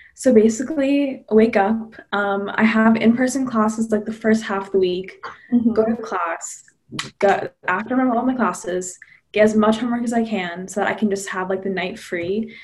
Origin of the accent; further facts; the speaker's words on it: Massachusetts, United States; I'm from Massachusetts.